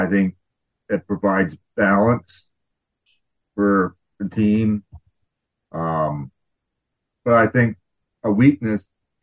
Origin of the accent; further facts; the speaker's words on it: Southern Ontario, Canada; moved away as an adult; now in British Columbia, Canada; I was born and raised in Southern Ontario